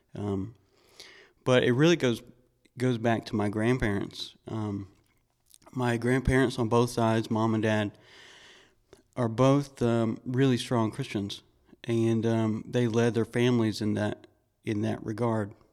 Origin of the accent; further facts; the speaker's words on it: Georgia, United States; I grew up in Georgia